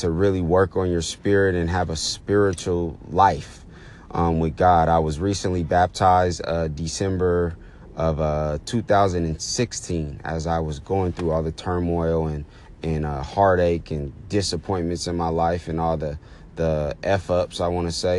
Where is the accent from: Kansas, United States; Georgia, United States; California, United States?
California, United States; Oakland; I was born and raised in the Bay Area, Oakland to be exact, Oakland, California